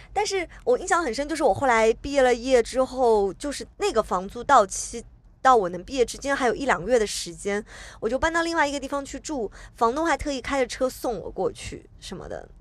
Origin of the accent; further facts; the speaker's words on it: Hangzhou, Zhejiang, China; now in Shanghai, China; 其实杭州，就我的家乡，是比上海要更冷一点